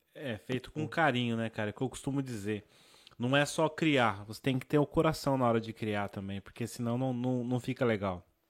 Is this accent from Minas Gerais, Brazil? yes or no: no; São Paulo, Brazil; eu sou de São Paulo, né, capital